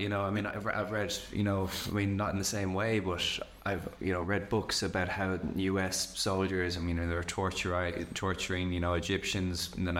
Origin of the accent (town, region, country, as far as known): Ireland; born or raised there